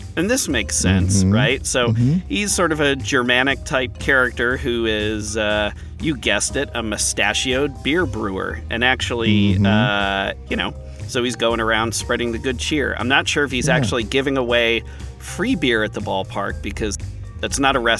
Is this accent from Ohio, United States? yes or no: yes; Cleveland, Ohio, United States; Growing up in Cleveland